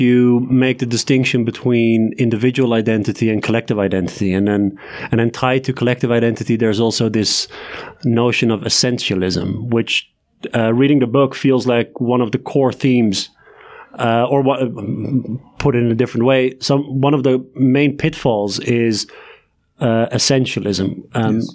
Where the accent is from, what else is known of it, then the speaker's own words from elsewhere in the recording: Leiden, South Holland, Netherlands; now in Amsterdam, Netherlands; I'm from Leiden, which is a, which is a town